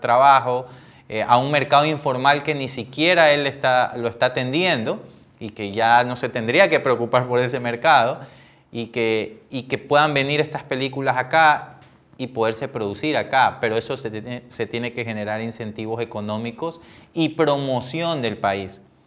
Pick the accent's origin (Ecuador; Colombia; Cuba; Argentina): Ecuador; como ecuatoriano